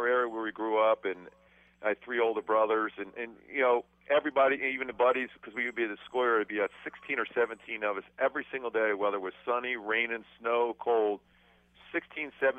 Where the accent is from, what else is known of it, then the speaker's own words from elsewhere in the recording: Philadelphia, Pennsylvania, United States; moved away; growing up in Philly, you just never thought you'd be able to get out of, you know, the area where I grew up